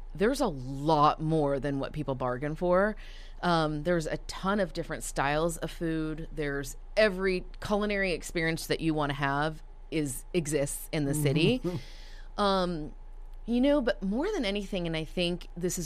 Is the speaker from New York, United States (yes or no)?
no; Dallas, Texas, United States; also born or lived in Toronto, Canada; I have lived here since I was about 5.5, 6 years old